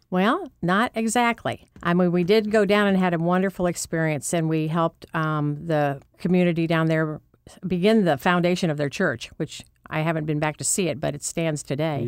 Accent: Orrville, Ohio, United States; also born or lived in Massillon, Ohio; my hometown is actually Orville, Ohio

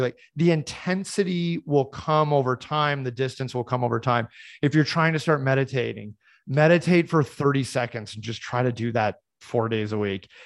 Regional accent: Boulder, Colorado, United States; I grew up in Boulder, Colorado

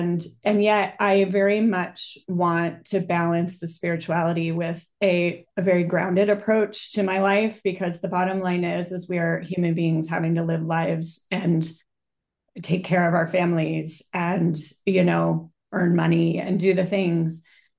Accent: Boulder, Colorado, United States; So I grew up in Boulder, Colorado, which is kind of known to be a very new agey city, at least at the time when I was there.

